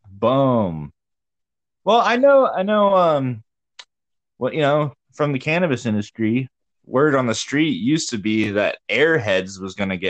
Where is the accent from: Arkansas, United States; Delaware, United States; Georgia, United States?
Georgia, United States; moved away; I grew up in Georgia